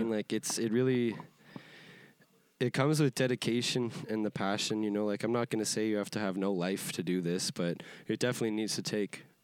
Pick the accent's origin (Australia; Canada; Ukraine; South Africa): Canada; Edmonton, Alberta; I'm from Yeah. Edmonton, Alberta, Canada.